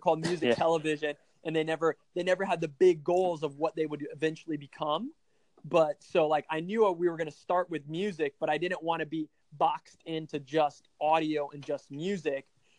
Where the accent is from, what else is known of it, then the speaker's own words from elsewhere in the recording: Brazil; now in United States; Well, I am not 100% American. I was born and raised in South America in Brazil, and my parents were missionaries there.